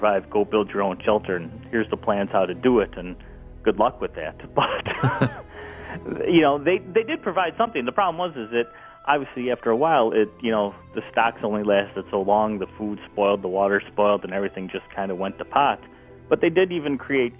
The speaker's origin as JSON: {"language": "English", "country": "United States", "said": "as an American"}